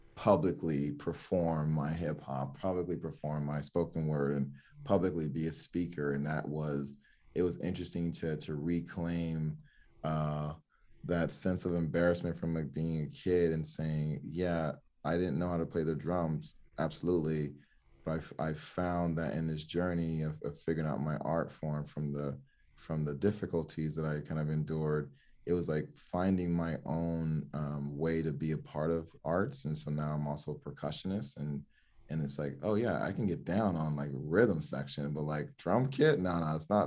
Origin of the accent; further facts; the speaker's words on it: Miami, Florida, United States; also born or lived in Oregon; I grew up in Miami, Florida